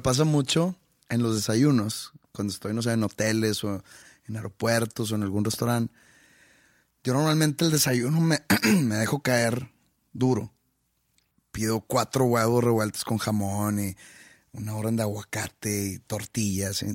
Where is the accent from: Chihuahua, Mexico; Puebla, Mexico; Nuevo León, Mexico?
Nuevo León, Mexico; Monterrey; yo soy de Monterrey, la vida es rápida en Monterrey